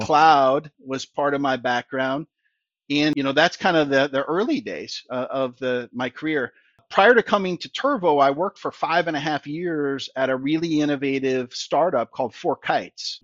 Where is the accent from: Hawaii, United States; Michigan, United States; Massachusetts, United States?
Michigan, United States; Allen Park; born, raised in the, in Detroit in, uh, the Allen Park area